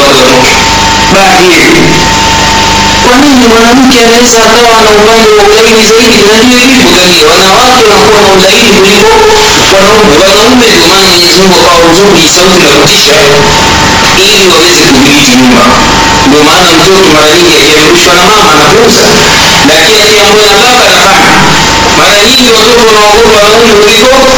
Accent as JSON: {"language": "Swahili", "region": "Tanga Region", "country": "Tanzania", "said": "kule kwetu Tanga tunaita ukaya"}